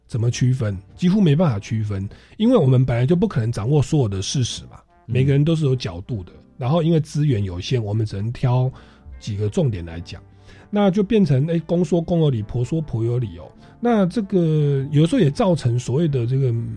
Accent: Taiwan; 我们台湾人

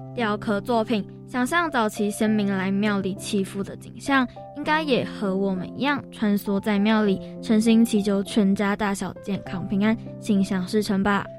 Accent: New Taipei, Taiwan; 我们的家乡新北市在民国九十九年以前称为台北县

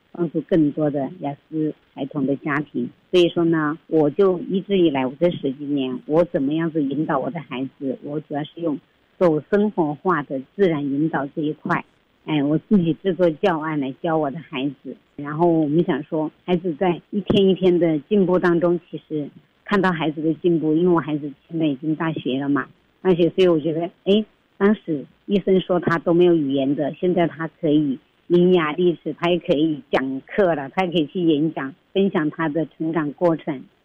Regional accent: Sichuan, China; moved away as an adult; also born or lived in Taiwan; now in Taichung, Taiwan; 我从四川嫁过来台湾的，所以川妹子那种任性

